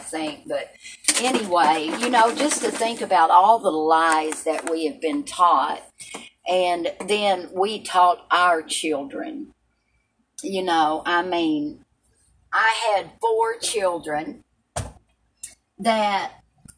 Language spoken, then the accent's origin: English; Appalachian mountains, Tennessee, United States; I was raised in the mountains in Tennessee. So were you, but I was raised a little bit more further into the mountains, the Appalachian